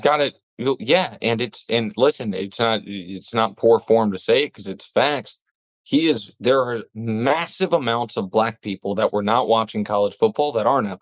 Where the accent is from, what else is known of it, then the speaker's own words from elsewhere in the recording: Kansas City, Missouri, United States; I'm from Kansas City, Missouri.